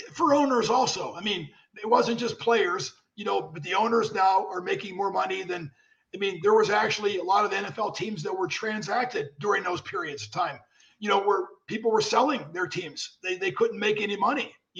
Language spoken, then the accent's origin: English; Pennsylvania, United States; moved away; I was from Pennsylvania and I was a quarterback in high school